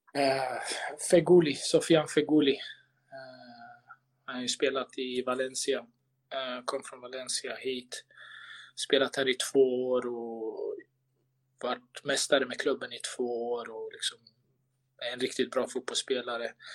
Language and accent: Swedish; Sweden; moved away as an adult; also born or lived in Malmö, Sweden; now in Istanbul, Turkey; Sverige är alltid hemma